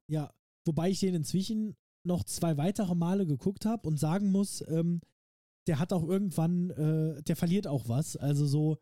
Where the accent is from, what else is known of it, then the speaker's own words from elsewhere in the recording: Saarland, Germany; für uns Saarländer